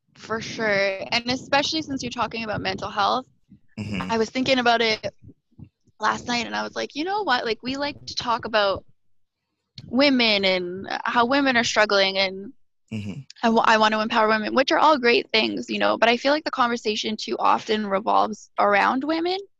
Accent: Alberta, Canada; moved away as an adult; now in Montreal, Canada; I am a born and raised Alberta girl

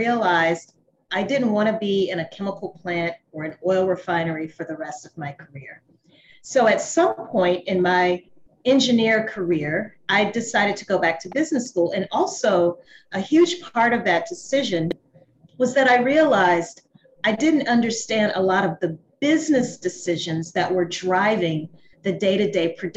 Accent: Louisiana, United States; moved away as an adult; also born or lived in New Orleans, Louisiana; now in Atlanta, United States; I'm from Louisiana.

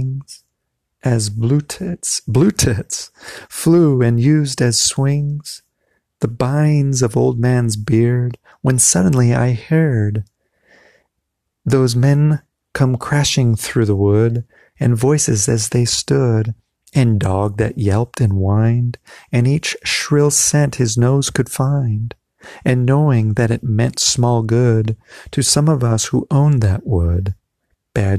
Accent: United States; as an American, typical American person

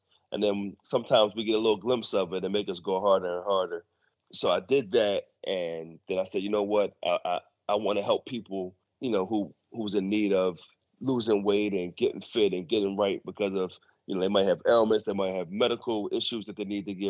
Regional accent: Philadelphia, Pennsylvania, United States; I'm from Philly.

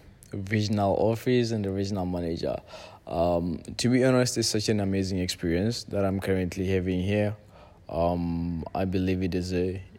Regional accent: Lesotho; also born or lived in Algeria; now in Tanzania; But yes, I'm originally from Lesotho, and the funny part of it is, like, since I came to Tanzania, like, every single time everyone asks me, like, where are you from?

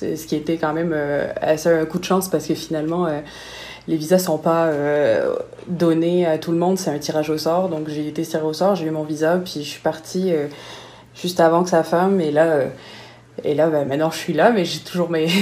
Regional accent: Nice, Provence-Alpes-Côte d'Azur, France; moved away as an adult; now in Montreal, Canada; Je viens de Nice

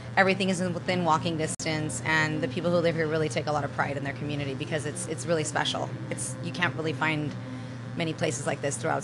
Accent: United Kingdom; now in United States; Well, I was born in London. My parents met. My dad left Spain. My mom left Italy. They connected there. They got married. They had me. And I grew up between Europe and the United States as a child.

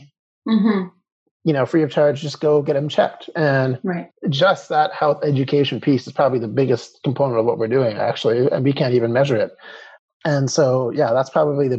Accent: Calgary, Alberta, Canada; being born and raised in Calgary

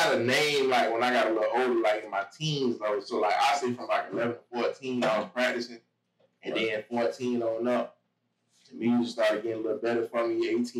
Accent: Miami area, Florida, United States; born or raised there; also born or lived in Boston, Massachusetts

